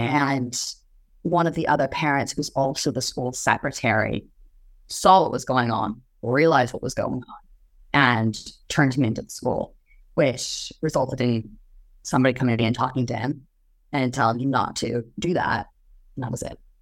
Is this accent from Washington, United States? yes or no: yes; Pomeroy, Washington, United States; moved away; also born or lived in Moscow, Idaho; I grew up in Palm Roy, Washington. It's a little tiny town just across the border